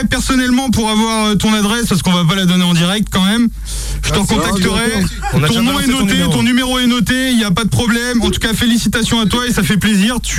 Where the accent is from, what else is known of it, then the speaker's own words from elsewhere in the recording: Trémorel, Brittany, France; Je viens du 2-2, enfin, je viens de Rennes, mais plus précisément, je viens de Trémorel euh, dans le 2-2